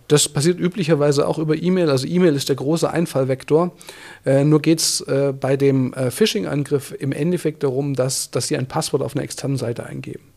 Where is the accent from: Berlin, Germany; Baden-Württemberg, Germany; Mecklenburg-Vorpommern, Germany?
Baden-Württemberg, Germany; Swabian Jura; now in Bavaria, Germany; ich bin ja auf der Schwäbischen Alb aufgewachsen, auf einem kleinen Dorf